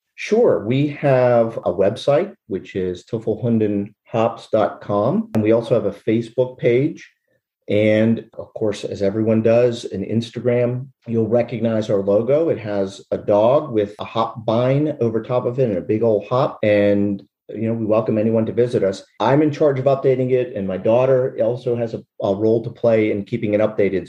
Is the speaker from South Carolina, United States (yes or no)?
no; Derry Township, Pennsylvania, United States; also born or lived in Latrobe, Pennsylvania; I was born in Latrobe, PA, but uh, grew up on a farm in Derry Township